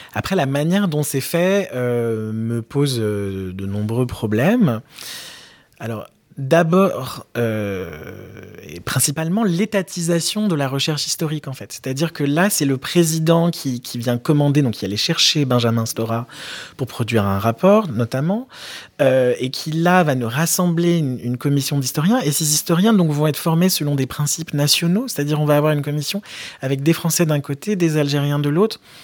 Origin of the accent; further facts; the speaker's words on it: France; j'ai grandi en France